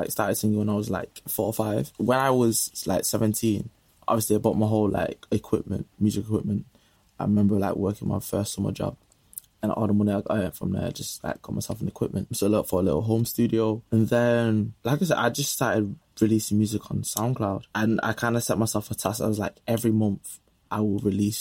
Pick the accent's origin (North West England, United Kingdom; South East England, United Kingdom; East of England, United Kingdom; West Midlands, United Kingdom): North West England, United Kingdom; Manchester; accent: Manc; my Manny accent